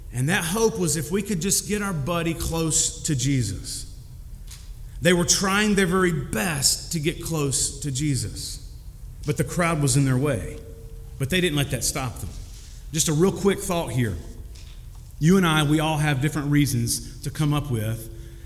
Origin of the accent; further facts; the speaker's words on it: Kentucky, United States; I'm from Kentucky